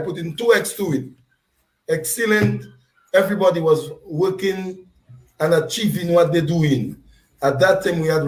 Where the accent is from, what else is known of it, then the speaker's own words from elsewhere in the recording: Grand Bay, Saint Patrick Parish, Dominica; from Grand Bay, lived in Grand Bay, born in Grand Bay